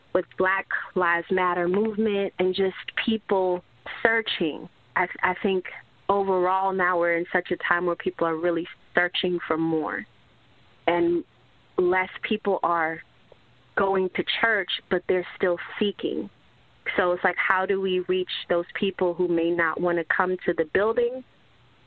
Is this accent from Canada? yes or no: no; Jamaica; I'm from Jamaica. My parents aren't rich. You know, we were born in not necessarily the best part of the island.